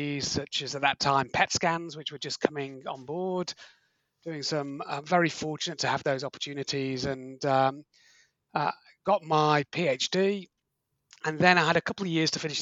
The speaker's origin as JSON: {"language": "English", "town": "Liverpool", "region": "North West England", "country": "United Kingdom", "tie": "born or raised there", "also_born_or_lived": "Manchester", "moved": "as an adult", "lives_now": "Australia", "said": "I grew up in Liverpool in the UK, went to study medicine at Manchester University in the UK."}